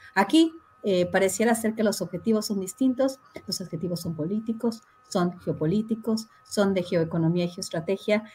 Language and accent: Spanish; Mexico; somos los mexicanos malos